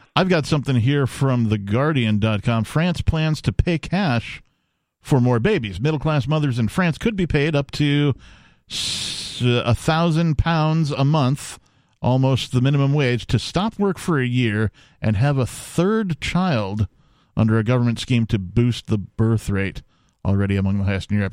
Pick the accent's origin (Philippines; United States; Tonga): United States; Wisconsin; I am from Wisconsin